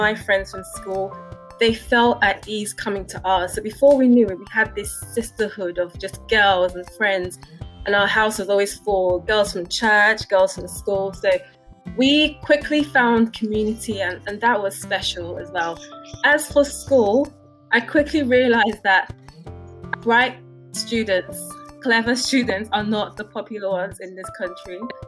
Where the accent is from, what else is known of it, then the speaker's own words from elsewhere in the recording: Nigeria; now in United Kingdom; One thing that everyone said growing up in Nigeria was that element of family.